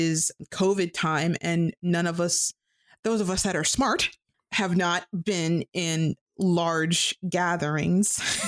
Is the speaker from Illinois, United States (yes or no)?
yes; Chicago, Illinois, United States; I'm not from New York, I'm from Chicago